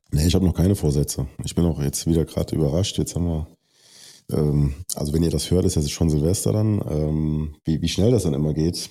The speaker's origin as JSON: {"language": "German", "country": "Germany", "said": "als deutscher Athlet"}